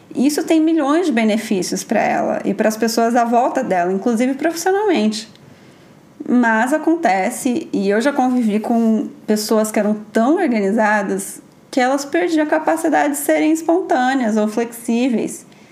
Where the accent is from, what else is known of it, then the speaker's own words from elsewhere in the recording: interior of São Paulo, Brazil; sou do interior de São Paulo